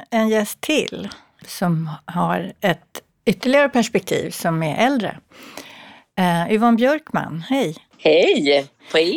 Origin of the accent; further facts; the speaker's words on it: Kalmar County, Sweden; Jag är uppväxt på Öland, mm. i ja, Kalmar län.